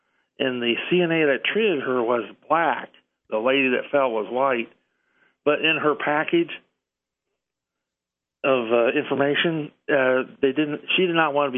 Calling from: Indiana, United States; … from Indiana.

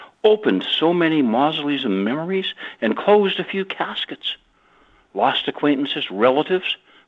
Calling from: Gabriola Island, British Columbia, Canada; I'm calling from Gabriel Island, British Columbia, just north of the San Juan Islands.

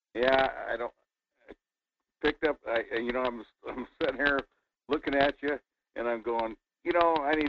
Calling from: Fairbanks, Alaska, United States; Hi, … in Fairbanks.

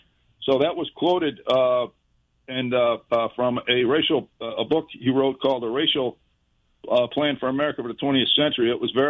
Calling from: Jacksonville, Florida, United States; So, Jacksonville, Florida.

